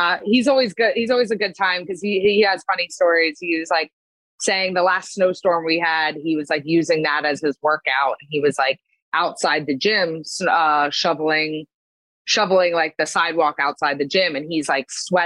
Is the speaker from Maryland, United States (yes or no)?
no; Pennsylvania, United States; also born or lived in New Jersey; now in Long Island, United States; I grew up in Pennsylvania, and then I lived in Jersey for 10 years